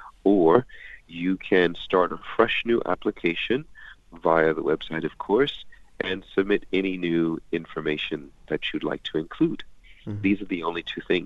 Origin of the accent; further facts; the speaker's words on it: United States; I'm American